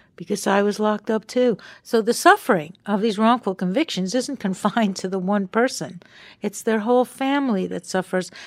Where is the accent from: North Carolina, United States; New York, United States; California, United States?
New York, United States; Long Island; moved away; we were kids growing up on Long Island together.